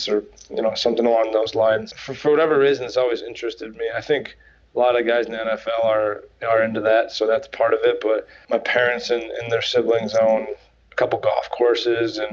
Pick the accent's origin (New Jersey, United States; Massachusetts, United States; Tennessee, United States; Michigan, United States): Michigan, United States; Saginaw; growing up in Saginaw